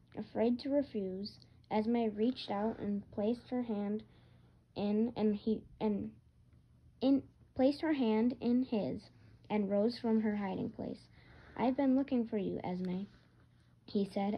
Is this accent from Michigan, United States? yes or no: yes; Michigan, United States; I'm from Michigan